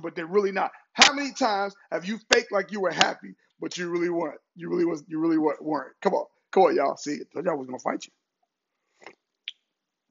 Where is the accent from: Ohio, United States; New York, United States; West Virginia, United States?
Ohio, United States; Cincinnati; moved away; I'm originally from Cincinnati, Ohio